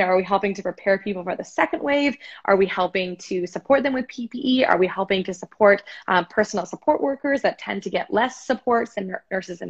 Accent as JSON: {"language": "English", "country": "Canada", "said": "as a Canadian citizen"}